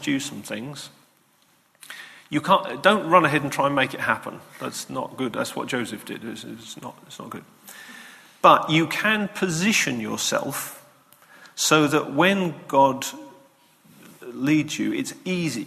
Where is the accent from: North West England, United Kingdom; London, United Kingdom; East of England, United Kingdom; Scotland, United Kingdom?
East of England, United Kingdom; Lowestoft; I'm from Lowestoft.